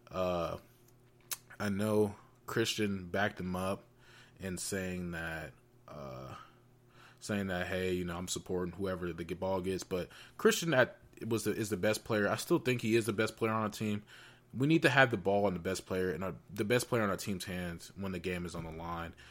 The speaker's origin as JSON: {"language": "English", "town": "Atlanta", "region": "Georgia", "country": "United States", "moved": "yes", "said": "I'm, I was from Atlanta, or I am from Atlanta"}